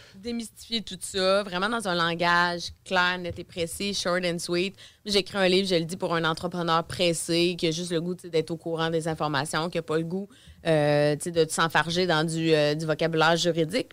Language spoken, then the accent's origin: French; Beauce, Quebec, Canada; moved away as an adult; now in Quebec City, Canada; je viens dans le fond de la Beauce